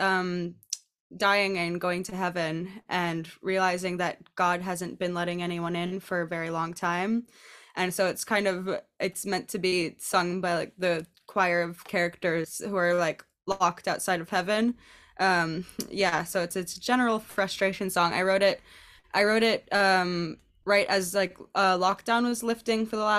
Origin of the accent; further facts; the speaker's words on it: New York City, New York, United States; moved away as an adult; now in London, United Kingdom; I'm from New York City, born and bred, but I've been over in London for the past 4 years or something like